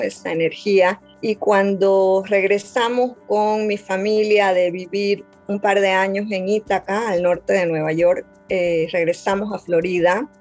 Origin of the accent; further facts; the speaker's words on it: Montero, Santa Cruz, Bolivia; yo soy de un pueblo de Bolivia, Montero, que está en, el oriente boliviano, en la zona amazónica del país.